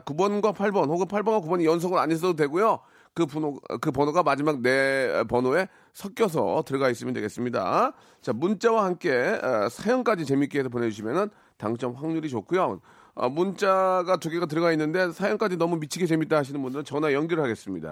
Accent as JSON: {"language": "Korean", "town": "Jeongeup", "region": "North Jeolla", "country": "South Korea", "tie": "born or raised there", "said": "제 고향이 그쪽이거든요"}